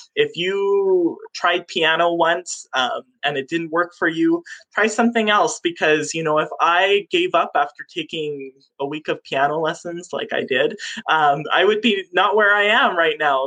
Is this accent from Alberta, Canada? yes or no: no; Moose Lake, Manitoba, Canada; I grew up on Moose Lake.